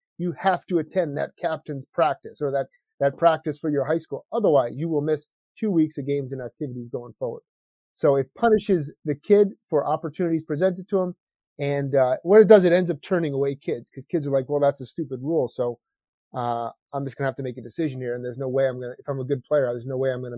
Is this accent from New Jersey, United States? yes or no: yes; New Jersey, United States; now in Massachusetts, United States; when I grew up in New Jersey